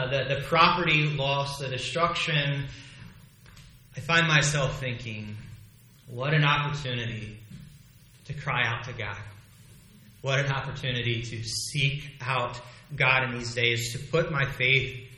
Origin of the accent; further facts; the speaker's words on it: United States; As an American